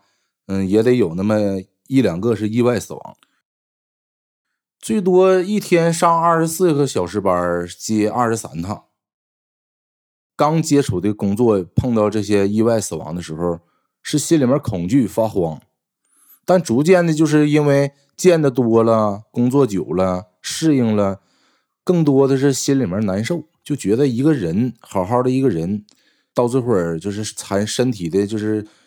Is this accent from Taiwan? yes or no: no; Northeast China, China; 我们东北那边还没有亮天